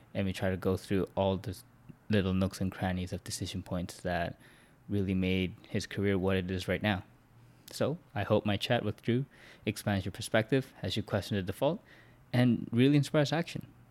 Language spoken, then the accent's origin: English; Vancouver, British Columbia, Canada; my hometown here in Vancouver